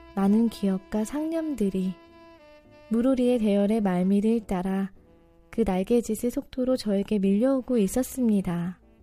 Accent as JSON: {"language": "Korean", "region": "Daejeon", "country": "South Korea", "tie": "born or raised there", "said": "제 고향이 대전이잖아요."}